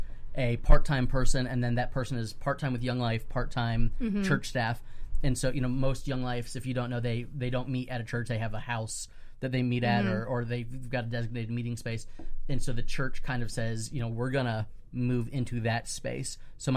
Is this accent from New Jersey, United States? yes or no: no; Pinellas County, Florida, United States; moved away as an adult; also born or lived in Dallas, Texas / Fort Worth, Texas; I grew up here in Pinellas County, and zero Young Life presence, right. You know, through the 90s when I was growing mm-hmm. up. When I moved to Texas to go to graduate school